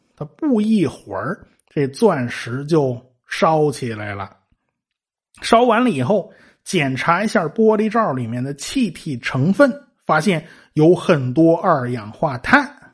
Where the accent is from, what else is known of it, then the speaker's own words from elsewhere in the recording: China; 我们中国人